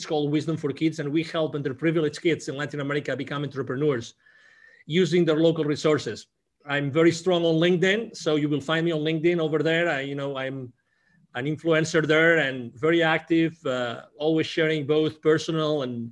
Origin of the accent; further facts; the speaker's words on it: Barcelona, Catalonia, Spain; English is a second language; moved away as an adult; also born or lived in Mexico; I originally was born in Barcelona in Spain